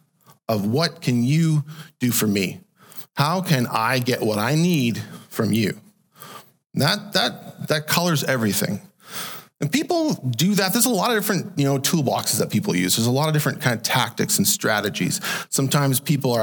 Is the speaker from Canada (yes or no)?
yes; Canada; I was born into Canada, and so I'm born a Canadian citizen